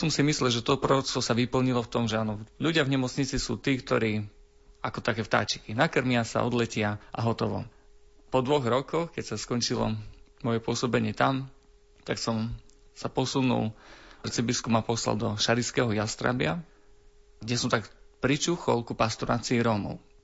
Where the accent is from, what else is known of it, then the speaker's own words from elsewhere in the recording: near Lipany, Prešov Region, Slovakia; blízko môjho rodiska, vlastne v susednom mestečku v Lipánoch